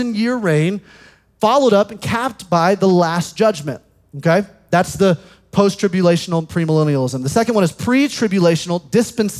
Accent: Alabama, United States; In the South, I grew up in Alabama

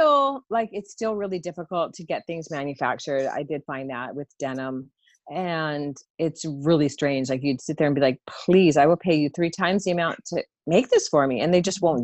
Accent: United States; also born or lived in Southern California / Hawaii; I grew up in Southern California and Hawaii

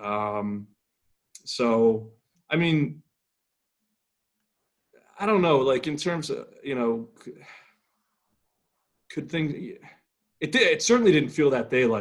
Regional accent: Philadelphia, Pennsylvania, United States; moved away; I'm from Philadelphia originally

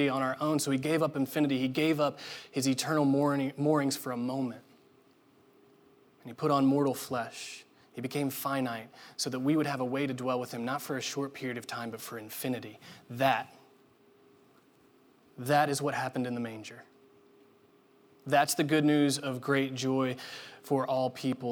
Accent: Indiana, United States; growing up in Indiana, it's a requirement.

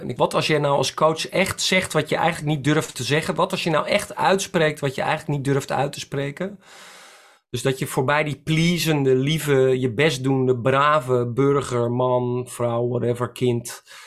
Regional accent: Netherlands; ik ben ook een Nederlander

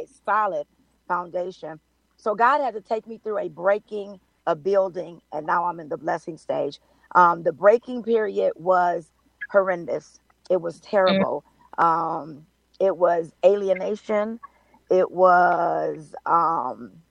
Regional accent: Compton, California, United States; also born or lived in Carson, California; I'm from California. I'm a Compton, Carson girl

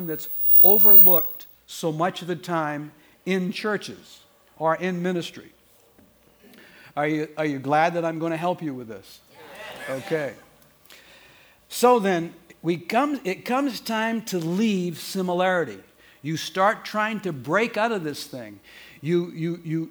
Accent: Portland, Maine, United States; moved away; I grew up in Maine, in Portland, Maine

